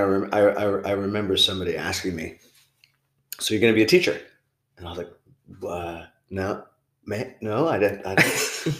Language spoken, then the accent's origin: English; New Jersey, United States; moved away as an adult; also born or lived in Brooklyn, New York / Thailand; I was born in Brooklyn, but I grew up in Jersey.